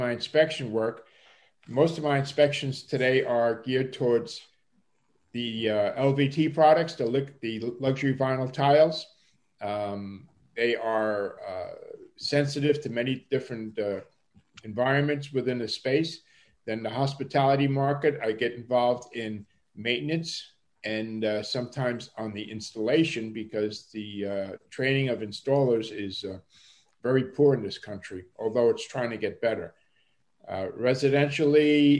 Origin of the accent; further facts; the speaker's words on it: New York City, New York, United States; accent: Brooklynese; moved away; also born or lived in Bavaria, Germany; I spent approximately 15 years living in New York City. Most of that time was in the German section of Brooklyn, where I learned the street talk, which I labeled Brooklynese